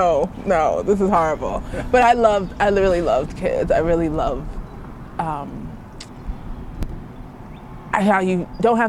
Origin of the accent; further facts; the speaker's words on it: New York City, New York, United States; moved away; also born or lived in Queens, New York; I grew up in Brooklyn and then Queens. I'm a very city girl